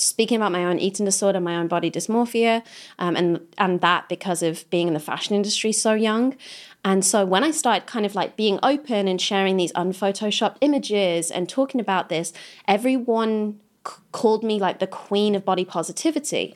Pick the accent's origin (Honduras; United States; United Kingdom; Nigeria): United Kingdom; Kidderminster, West Midlands; moved away; I come from Kidderminster. I'm not trying to go back there.